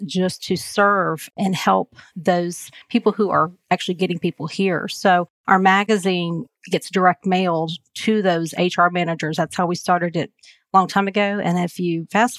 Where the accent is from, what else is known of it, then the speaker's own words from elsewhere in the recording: Marietta, Georgia, United States; I am a native from Marietta